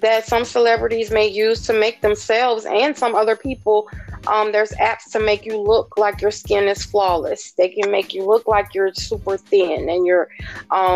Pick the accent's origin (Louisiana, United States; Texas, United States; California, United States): Louisiana, United States; New Orleans; I am from New Orleans, Louisiana.